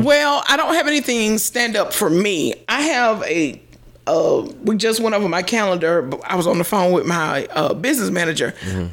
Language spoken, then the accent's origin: English; Greenville, South Carolina, United States; I'm from West Greenville in Greenville, South Carolina